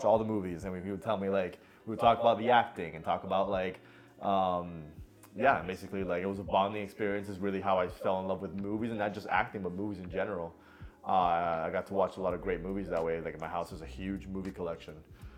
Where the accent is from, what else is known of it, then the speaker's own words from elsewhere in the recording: Miami, Florida, United States; also born or lived in Puerto Rico / Venezuela; now in Los Angeles, United States; I grew up in Miami for the most part, but I was born in Puerto Rico, moved around a lot when I was younger.